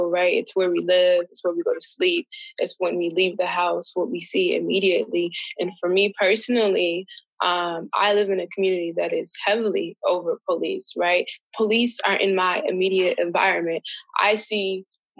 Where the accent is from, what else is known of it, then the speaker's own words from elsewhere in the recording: Chicago, Illinois, United States; I'm from Chicago, one of the most over-policed places.